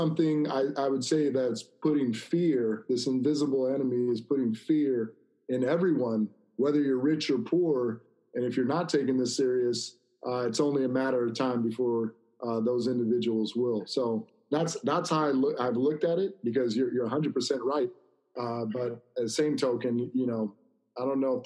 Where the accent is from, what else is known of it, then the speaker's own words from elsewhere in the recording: Corona, California, United States; this is an area I grew up in Corona, Norco area.